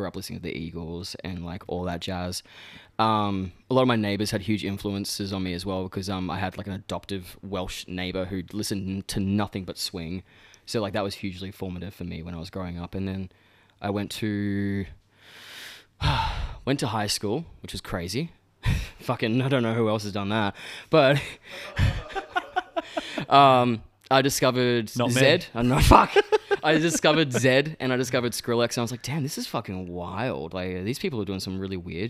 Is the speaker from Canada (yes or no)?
no; Gold Coast, Queensland, Australia; I grew up on the Goldie. Born and bred